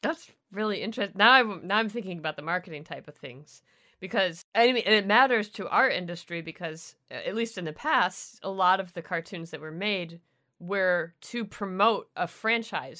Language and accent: English; Canada; I'm the Canadian